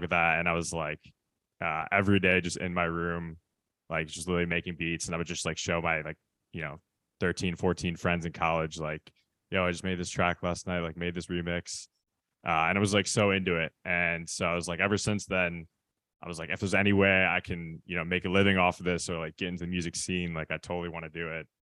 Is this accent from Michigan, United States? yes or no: yes; Michigan, United States; now in Los Angeles, United States; I'm from the Midwest, I'm from Michigan